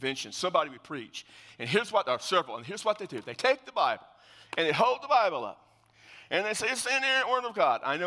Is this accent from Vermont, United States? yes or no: no; South Texas, United States; I'm from South Texas